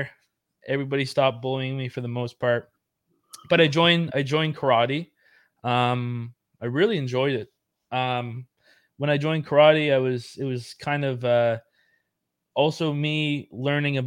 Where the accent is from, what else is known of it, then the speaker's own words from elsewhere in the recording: Yarmouth, Nova Scotia, Canada; I'm from Yarmouth Town